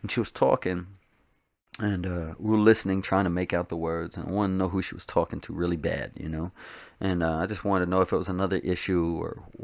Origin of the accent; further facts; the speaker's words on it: Tennessee, United States; also born or lived in New Jersey / Colorado / Indiana / Alabama; I mean, I was born in Tennessee, but I've moved out since then. Uh, I've lived in uh, I lived in New Jersey. I lived in uh, Colorado. I lived in um, Indiana. I lived in um, uh, Alabama.